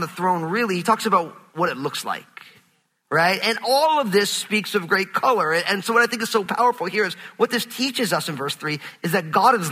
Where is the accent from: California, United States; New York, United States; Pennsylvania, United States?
New York, United States; I'm from New York